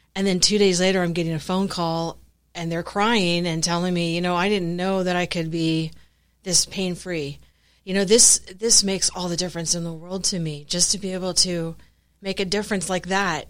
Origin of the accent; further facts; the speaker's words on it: Florida, United States; moved away as an adult; now in San Antonio, United States; I'm originally from Florida